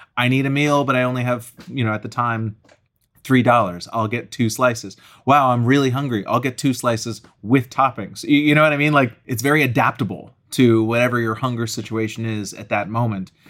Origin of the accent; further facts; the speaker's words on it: Acton, Massachusetts, United States; moved away as an adult; also born or lived in New York City; I grew up in Acton, Massachusetts